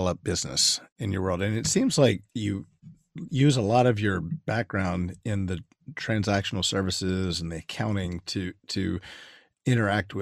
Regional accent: United States; being from America

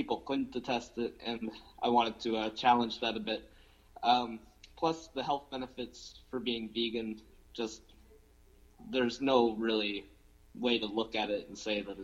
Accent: New Minas, Nova Scotia, Canada; moved away as an adult; now in Halifax, Canada; I'm from New Minas originally, like that's where I grew up.

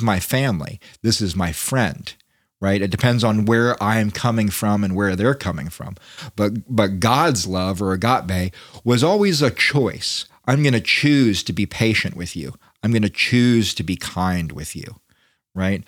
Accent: United States; as an American

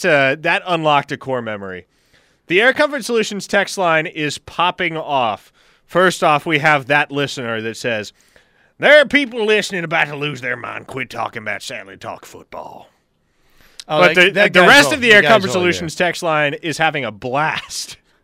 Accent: Nebraska, United States; also born or lived in Austin, Texas / South Dakota (family); I'm too Nebraskan.

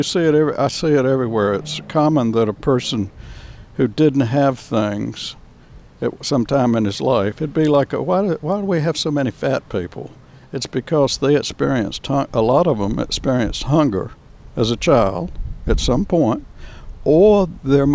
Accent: North Carolina, United States; moved away as an adult; also born or lived in Atlanta, Georgia / Miami, Florida; now in San Diego, United States; I was born on outside of Raleigh on a farm in North Carolina. And I grew up in North Carolina on a little dairy farm

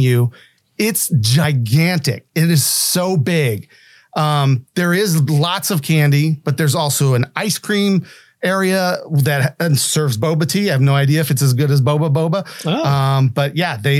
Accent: West Virginia, United States; I'm from West Virginia

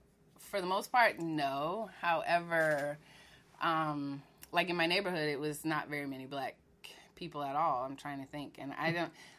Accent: Spokane, Washington, United States; Yes, I'm originally from Washington State. {S1} What part of Washington are you from? {S4} It's Spokane, Washington. It's Eastern Washington.

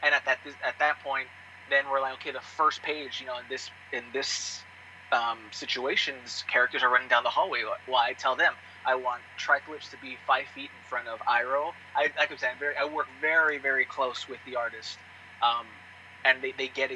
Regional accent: El Paso, Texas, United States; moved away; when I was in college, back in my hometown of El Paso.

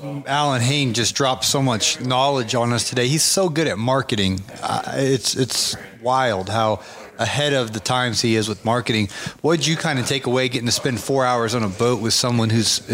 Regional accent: Ohio, United States; We're from Ohio. It's gray up there. It's cold.

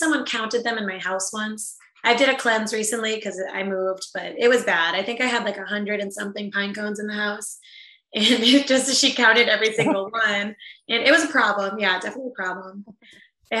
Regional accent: New England, United States; also born or lived in Tampa, Florida; I was born in Tampa, Florida, but I didn't grow up there. I grew up in New England

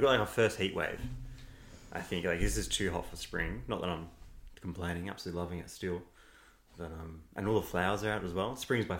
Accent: Mentone, Victoria, Australia; also born or lived in Cheltenham, Victoria; there wasn't many kids my age growing up in Mentone. It's a bit of an older demographic.

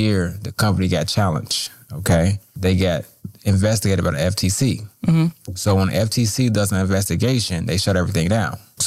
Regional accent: Chicago, Illinois, United States; I grew up in Roseland, the Roseland community, single parent household

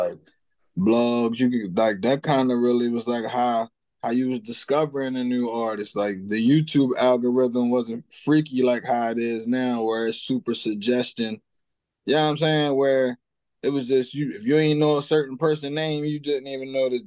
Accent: Cambridge, Maryland, United States; I come from Cambridge, Maryland.

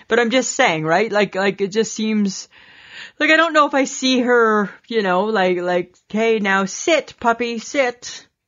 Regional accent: Canada

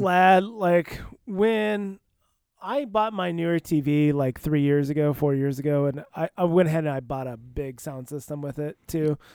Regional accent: Iowa, United States; I was from Iowa

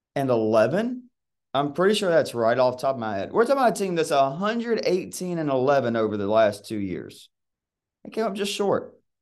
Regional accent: Georgia, United States; born or raised there

